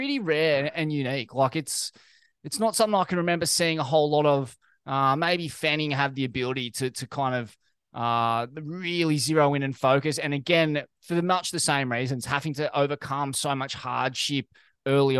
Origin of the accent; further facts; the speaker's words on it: Australia; as an Australian